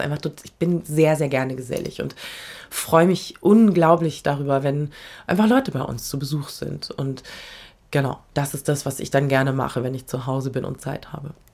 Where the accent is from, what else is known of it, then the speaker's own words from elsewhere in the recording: Berlin, Germany; also born or lived in Frankfurt; now in Vienna, Austria; ich bin ein Kind dieser Stadt